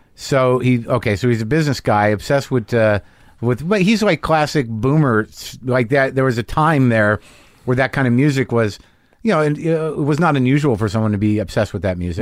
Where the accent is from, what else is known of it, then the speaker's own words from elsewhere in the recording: New Mexico, United States; I grew up in New Mexico